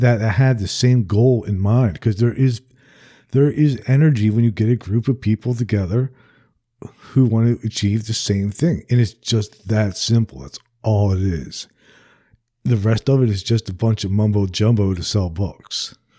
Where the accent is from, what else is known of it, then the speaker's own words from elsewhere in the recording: New Jersey, United States; now in the American South; I'm from New Jersey originally